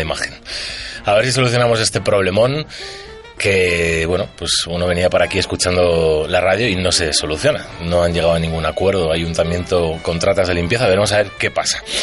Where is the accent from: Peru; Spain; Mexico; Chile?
Spain; San Sebastián, Basque Country; somos vascos, uno de Bilbo y otro de Donosti